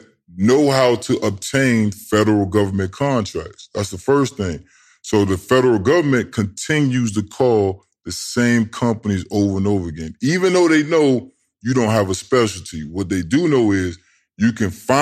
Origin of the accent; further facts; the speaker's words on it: Tidewater, Virginia, United States; I'm from Tidewater.